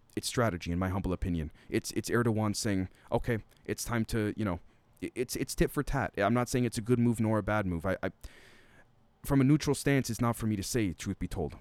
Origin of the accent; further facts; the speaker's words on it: Canada; as a Canadian